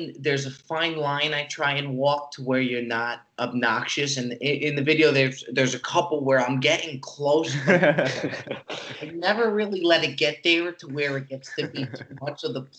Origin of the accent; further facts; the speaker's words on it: New Jersey, United States; I'm actually born and raised in Jersey.